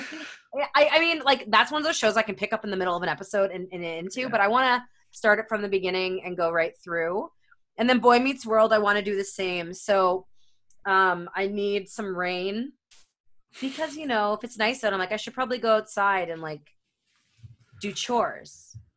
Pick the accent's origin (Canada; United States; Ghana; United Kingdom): Canada; I am Canadian